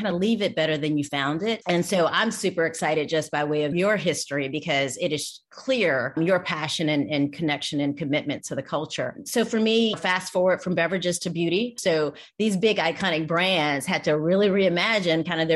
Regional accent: Atlanta, Georgia, United States; I'm originally from Atlanta, Georgia.

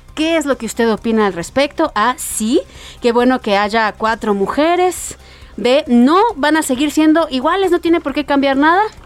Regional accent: Mexico

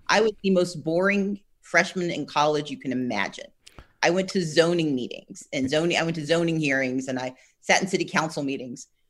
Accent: Gulfport, Mississippi, United States; also born or lived in Wisconsin; we all grew up in Gulfport, Mississippi

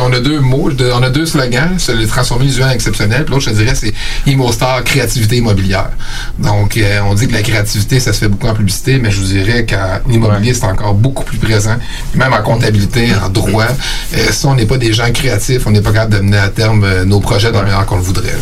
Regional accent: Eastern Townships, Quebec, Canada; moved away as an adult; also born or lived in Sherbrooke / Montreal; now in Quebec City, Canada; je viens euh, des cantons de l'Est

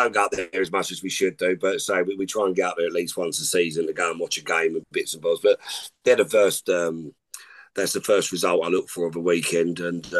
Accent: North West England, United Kingdom; accent: Scouse; I've lost my accent, my Scouse accent, but.

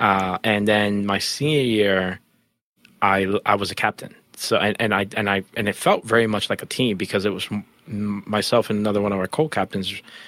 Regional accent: Jamaica; we're Jamaican track stars that came from Jamaica.

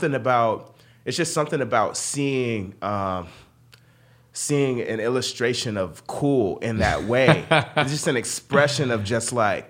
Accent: Sarasota, Florida, United States; I grew up in Florida in a small town in Florida called Sarasota.

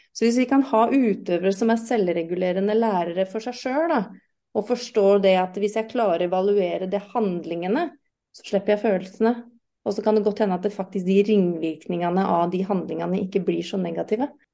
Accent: United Kingdom; first language English; Norwegian is a second language; now in Norway; jeg er uh, britisk, så jeg har jo engelsk som morsmål

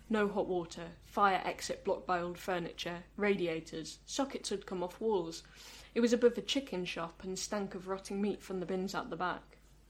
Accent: United Kingdom; because we're British people

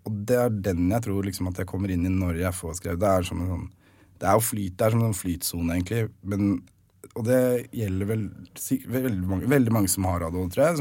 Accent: Nesodden, Akershus, Norway; Jeg er fra Nesodden, så jeg gikk på Fjellstrand barneskole

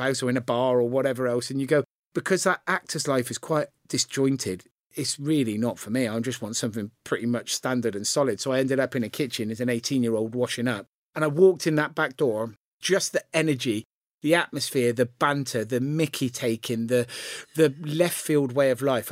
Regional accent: Gloucester, South West England, United Kingdom; I grew up in the centre of Gloucester

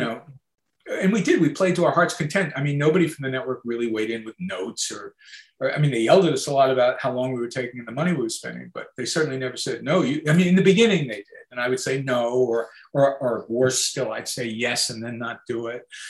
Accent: Long Island, New York, United States; I grew up on Long Island

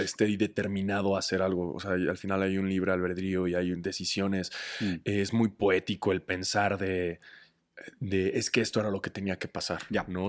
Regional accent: Mexico

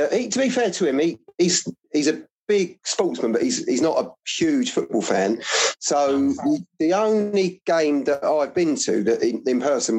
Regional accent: Dorking, South East England, United Kingdom; moved away as an adult; now in Royston, United Kingdom; I'm a Dorking boy, born and bred. I grew up in Dorking, was in Dorking until I was 21, 22, moved away to Hertfordshire

